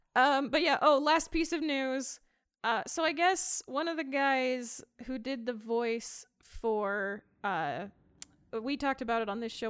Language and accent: English; near Price, Utah, United States; close to my hometown, there was C E U, which is now U S U